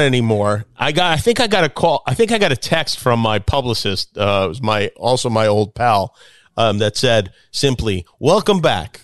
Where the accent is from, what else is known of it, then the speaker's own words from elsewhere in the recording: Las Vegas, Nevada, United States; I grew up in Vegas